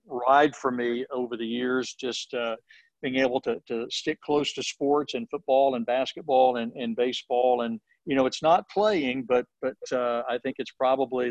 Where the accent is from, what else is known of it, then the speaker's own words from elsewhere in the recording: Tennessee, United States; I'm from Tennessee